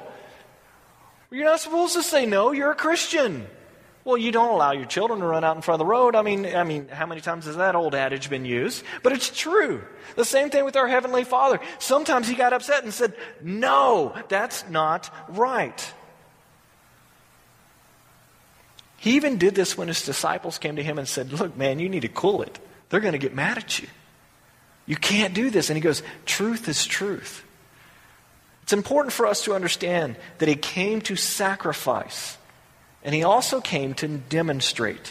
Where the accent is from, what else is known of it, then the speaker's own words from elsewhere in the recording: the South, United States; Growing up in the South